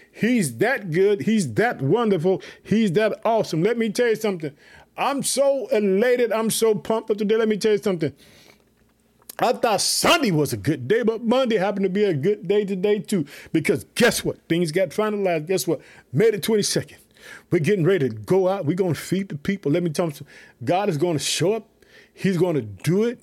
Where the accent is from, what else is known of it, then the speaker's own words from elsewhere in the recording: Illinois, United States; also born or lived in Chicago; my home state, the state of Illinois. I live in the city of Chicago